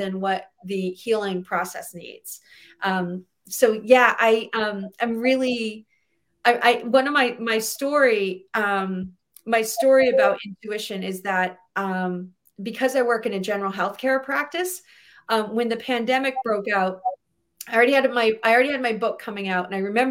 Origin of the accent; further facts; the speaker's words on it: New England, United States; I'm from New England.